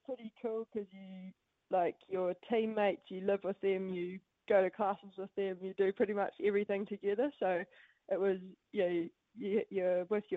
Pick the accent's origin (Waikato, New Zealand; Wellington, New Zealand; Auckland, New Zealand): Waikato, New Zealand; Matamata; born or raised there; also born or lived in United States / Paris